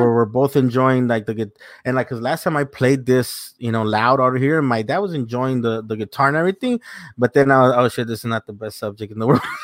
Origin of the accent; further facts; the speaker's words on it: South Gate, California, United States; I grew up in Southgate, went to high school there